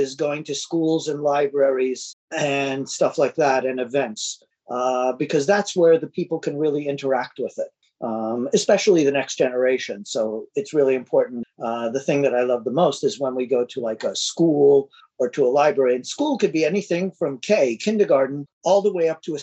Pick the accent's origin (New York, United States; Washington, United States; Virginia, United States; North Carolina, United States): New York, United States; New York City; being a New Yorker